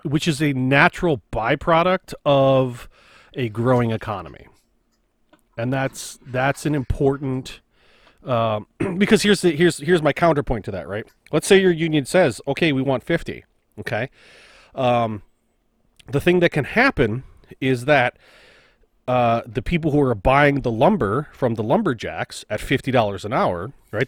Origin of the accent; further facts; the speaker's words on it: United States; as an American